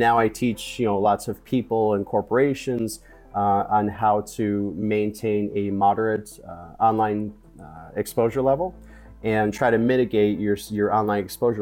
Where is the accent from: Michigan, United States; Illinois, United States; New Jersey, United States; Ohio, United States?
Illinois, United States; Chicago; moved away as an adult; now in Florida, United States; I'm in Florida now. I was born and raised in Chicago